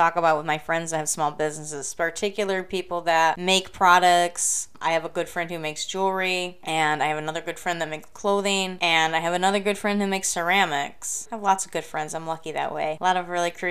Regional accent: Flint, Michigan, United States; I grew up in Flint, Michigan, home of the UAW, United Auto Workers, White Shirt Strike

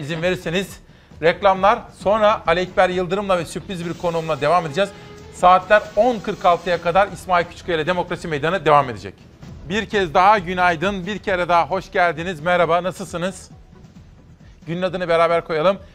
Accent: İzmir, Turkey; memleketimden bir manzara

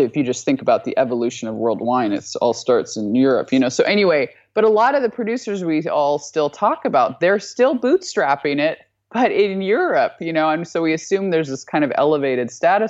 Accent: Alaska, United States; moved away; I'm from Alaska.

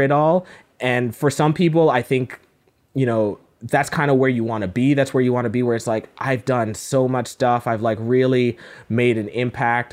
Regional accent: Cayman Islands; now in Toronto, Canada; I am made in, uh, the Cayman Islands. That's where I was born and raised

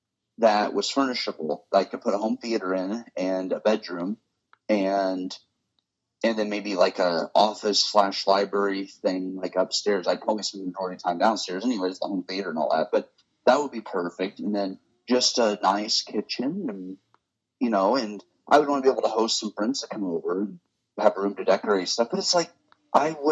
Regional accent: Hillsboro, United States; my hometown theater here in Hillsboro

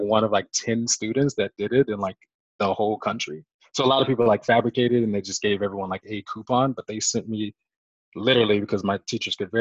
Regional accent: Phoenix, Arizona, United States; moved away as an adult; also born or lived in Bowling Green, Ohio / Hartford, Connecticut; I'm originally from Arizona, Phoenix, Arizona. Grew up, you know, just in the desert

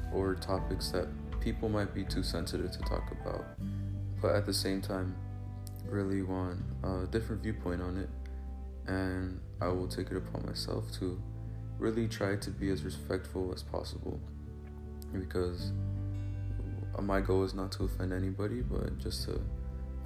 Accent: Paramount, California, United States; also born or lived in Torrance, California; now in Avondale, United States; I was born in Torrance, California, and raised in Paramount

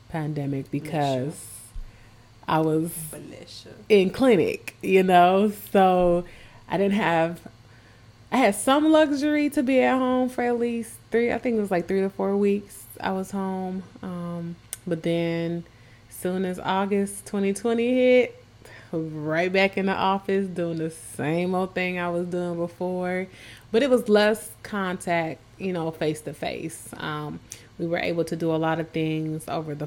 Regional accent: Minnesota, United States; moved away; I'm born and raised in Minnesota

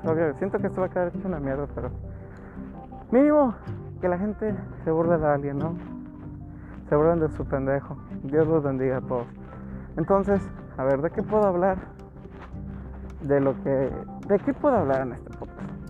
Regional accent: Nuevo León, Mexico; soy de Nuevo León, el hermoso estado que es famoso por la carne asada

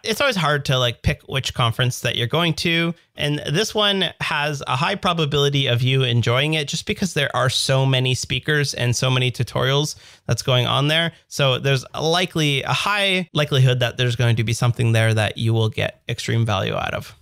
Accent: Canada; accent: Canadian; my Canadian accent

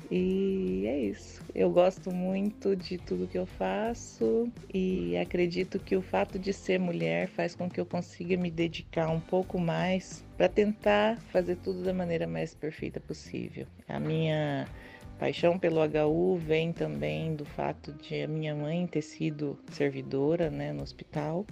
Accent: Maringá, Paraná, Brazil; eu nasci em Maringá, aqui no estado do Paraná, e eu sempre morei, estudei, tive minha infância, adolescência toda aqui em Maringá

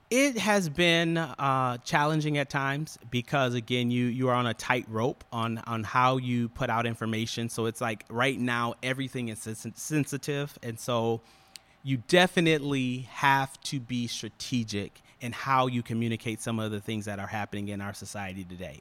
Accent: Ann Arbor, Michigan, United States; moved away as an adult; now in Detroit, United States; born and raised in Ann Arbor, went to school there, and, uh, yeah, moved here with my wife in two thousand fourteen.

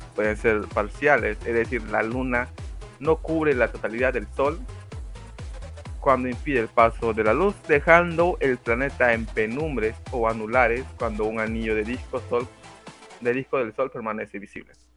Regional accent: Peru; soy de Perú

